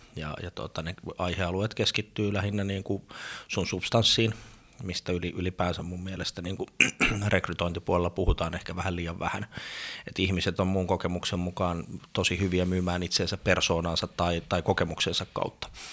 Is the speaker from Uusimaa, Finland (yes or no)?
no; Sastamala, Pirkanmaa, Finland; moved away; also born or lived in Helsinki; Mä oon kotoisin Sastamalasta, pieneltä paikkakunnalta yrittäjäperheestä